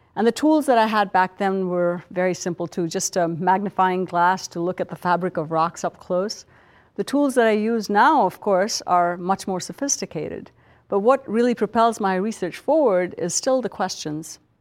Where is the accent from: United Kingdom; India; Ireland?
India; moved away; a little girl growing up in India